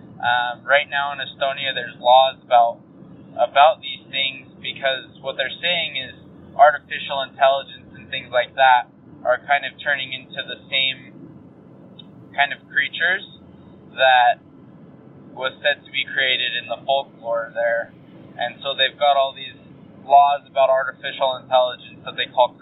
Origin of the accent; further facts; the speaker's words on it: North Carolina, United States; moved away as an adult; now in Utah, United States; I'm originally from North Carolina.